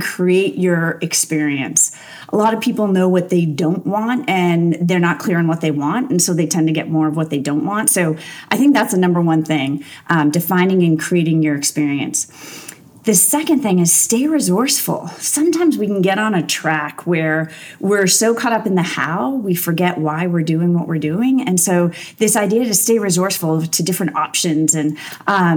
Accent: Massachusetts, United States; I grew up in Massachusetts. I'm a New Englander

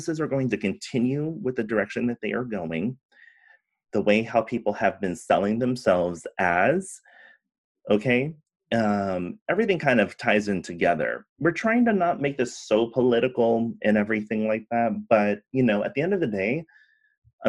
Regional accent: California, United States; also born or lived in San Francisco; growing up in California

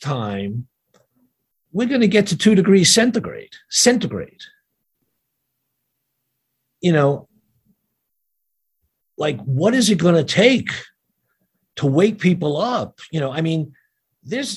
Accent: New York City, New York, United States; first language Yiddish; English is a second language; I grew up in Brooklyn in a neighborhood where, you know, everybody could hang out

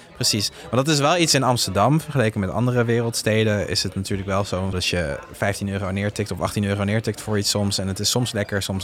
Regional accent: southern France, France; Dutch is a second language; now in Netherlands; die streek waar ik ben opgegroeid in Frankrijk

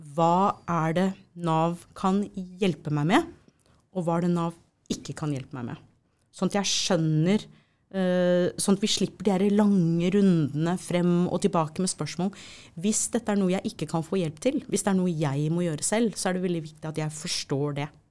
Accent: United States; now in Norway; Nå er jeg amerikaner ikke sant, opprinnelig

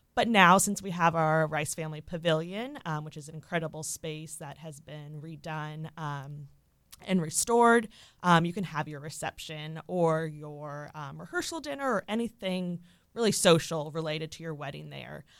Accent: Orlando, Florida, United States; also born or lived in Mississippi; I was born and raised here in Orlando

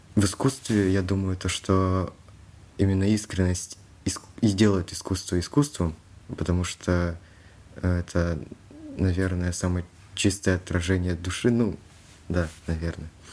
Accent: Kalmykia, Russia; Я из Республики Калмыкия

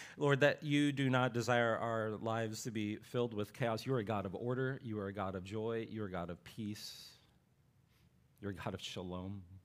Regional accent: Appalachian Ohio, United States; I'm, I'm from Ohio, this is in Appalachia, Ohio

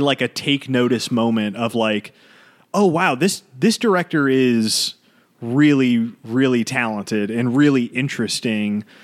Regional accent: United States; as an American

